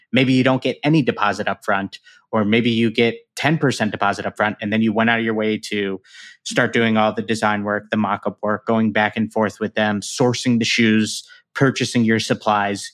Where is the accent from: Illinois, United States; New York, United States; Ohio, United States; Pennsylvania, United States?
Illinois, United States; Chicago; the Chicago Bears, which is my hometown team